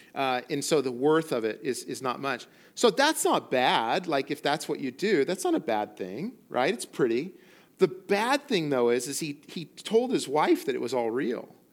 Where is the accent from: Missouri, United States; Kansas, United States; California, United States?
California, United States; central coast of; moved away as an adult; also born or lived in Colorado; now in Morro Bay, United States; the central coast of California, where I grew up and where I'm from